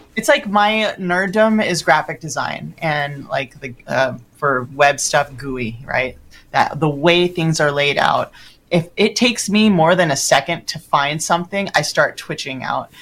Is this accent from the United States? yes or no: yes; Los Angeles, California, United States; I'm from Los Angeles.